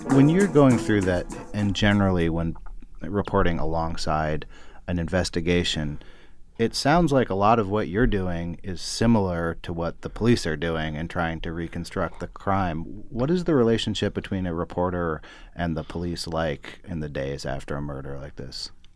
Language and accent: English; Berkeley, California, United States; I grew up in Berkeley, but it's adjacent to Oakland